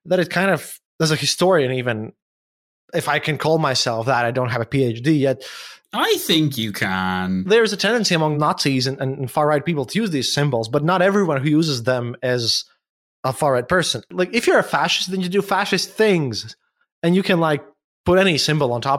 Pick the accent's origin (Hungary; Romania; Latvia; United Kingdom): Latvia; English is a second language; But you're from Ireland, and I'm from Latvia